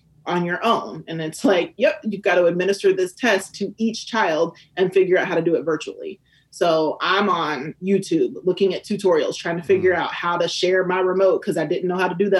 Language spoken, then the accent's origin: English; Indianapolis, Indiana, United States; I am from Indianapolis